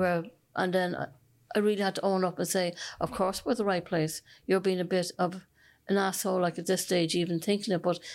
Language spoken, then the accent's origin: English; Dublin, Leinster, Ireland; now in Cork, Ireland; I'm originally from Dublin